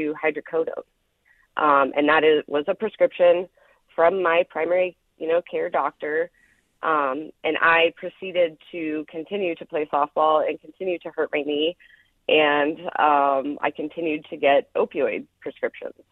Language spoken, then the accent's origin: English; Knoxville, Iowa, United States; I grew up down in Marion County in Knoxville, Iowa.